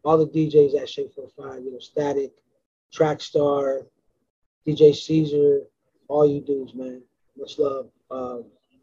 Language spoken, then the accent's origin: English; West Coast, United States; I'm from the West Coast